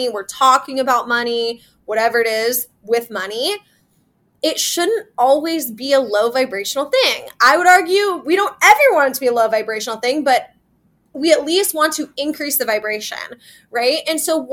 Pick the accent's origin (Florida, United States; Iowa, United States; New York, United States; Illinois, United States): Iowa, United States; now in Kansas City, United States; I'm from Iowa. I live in Kansas City. My hometown's in Iowa.